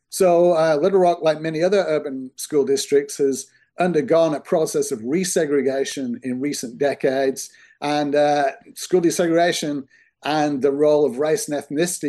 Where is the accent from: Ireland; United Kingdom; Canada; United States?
United Kingdom; You know, I'm from the United Kingdom originally. I did my work there.